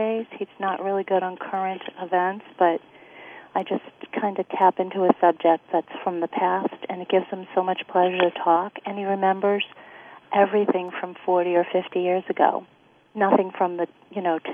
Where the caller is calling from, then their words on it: Massachusetts, United States; I'm calling from Massachusetts